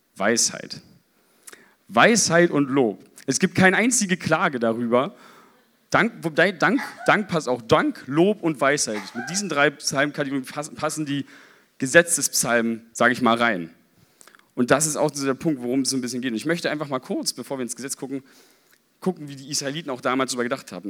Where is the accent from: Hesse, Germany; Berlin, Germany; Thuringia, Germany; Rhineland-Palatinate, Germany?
Berlin, Germany; ich als Berliner